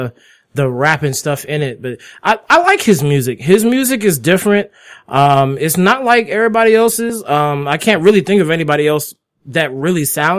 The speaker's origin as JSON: {"language": "English", "area": "the DMV", "region": "DC, Maryland, Virginia area", "country": "United States", "said": "We are from the DMV, which means we're from the District of Columbia, yeah. DC, Maryland, Virginia area."}